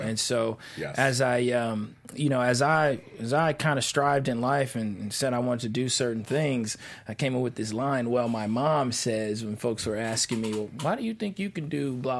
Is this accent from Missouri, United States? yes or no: yes; Kansas City, Missouri, United States; Kansas City, Missouri.